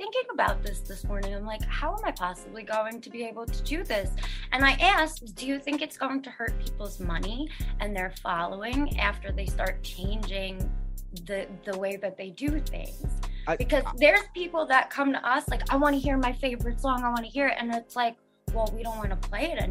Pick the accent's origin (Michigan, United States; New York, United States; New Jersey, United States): New York, United States; Long Island; I'm from Long Island